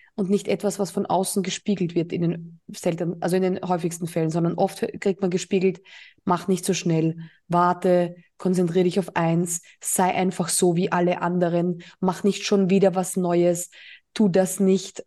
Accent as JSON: {"language": "German", "region": "Burgenland", "country": "Austria", "moved": "yes", "lives_now": "Mallorca, Spain", "said": "meine alte Heimat, ähm, also Österreich. Ich war ja im Burgenland"}